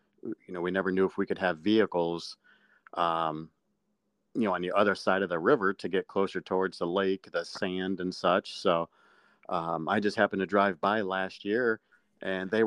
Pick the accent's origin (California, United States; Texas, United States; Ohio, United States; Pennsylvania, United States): Ohio, United States; Akron; I'm from Akron, Ohio